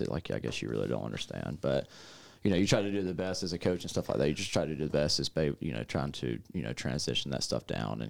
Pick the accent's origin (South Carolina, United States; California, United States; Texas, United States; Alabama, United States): South Carolina, United States; Greenville-Spartanburg area; moved away as an adult; now in McCook, United States; I'm from South Carolina, born and raised in, like, the Greenville-Spartanburg area, which is, like, the upstate of South Carolina